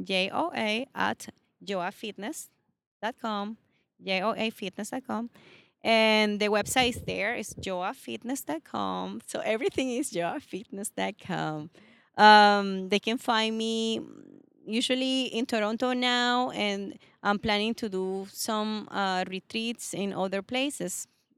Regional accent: Venezuela; I'm from Venezuela.

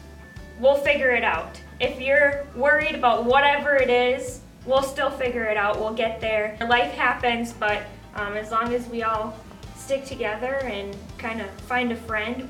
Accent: Little Falls, Minnesota, United States; moved away as an adult; also born or lived in Crookston, Minnesota; now in Staples, United States; I am originally from Little Falls. I grew up on a farm with my dad, my mom, and my sister.

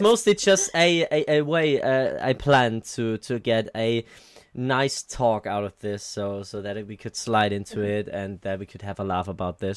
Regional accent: Germany; I'm from Germany

